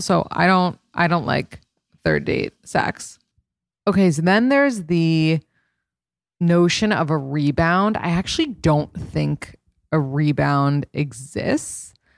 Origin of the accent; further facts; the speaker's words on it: New York, United States; a born and raised New Yorker